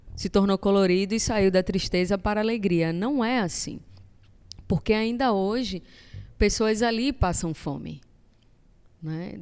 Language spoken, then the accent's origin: Portuguese; Brazil; eu nasci aqui bem pertinho, no Vasco da Gama